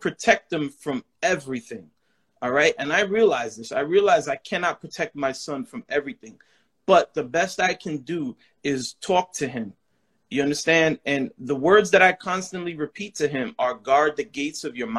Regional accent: New York City, New York, United States; moved away; I'm from the Bronx, New York. BX, stand up

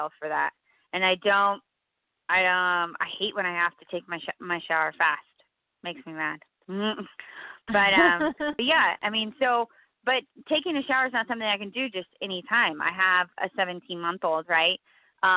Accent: California, United States; I'm from California

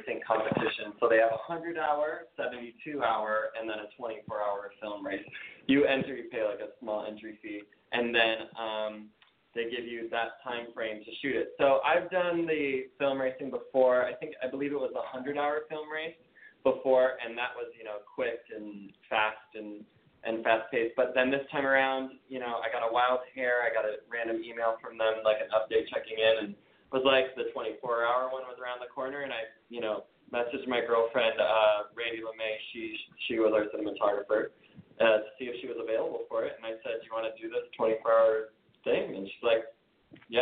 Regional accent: Minnesota, United States; moved away as an adult; now in Los Angeles, United States; I'm originally from Minnesota. And I grew up in a really small town out there.

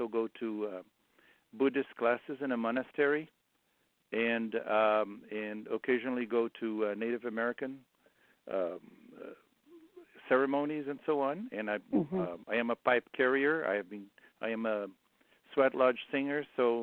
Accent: Brazil; moved away; I grew up in Brazil

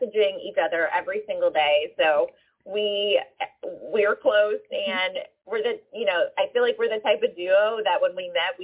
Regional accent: Philadelphia, Pennsylvania, United States; I'm from Philly

